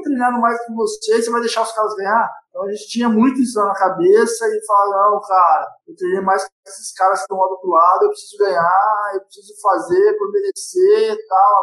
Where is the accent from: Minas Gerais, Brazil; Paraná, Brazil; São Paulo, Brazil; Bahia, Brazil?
São Paulo, Brazil; eu nasci em Pirituba também